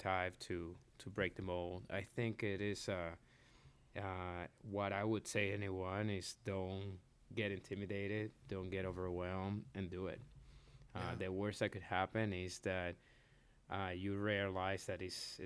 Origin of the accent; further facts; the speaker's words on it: Puerto Rico; also born or lived in Dominican Republic / Florida / Nashville; now in Lexington, United States; I was born in the Dominican Republic. I grew up in Puerto Rico, but then from there moved to Florida.